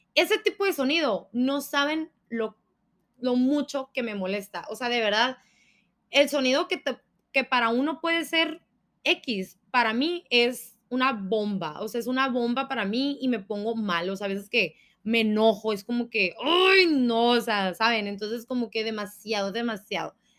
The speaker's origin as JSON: {"language": "Spanish", "region": "Sonora", "country": "Mexico", "said": "soy sonorense y nosotros gritamos"}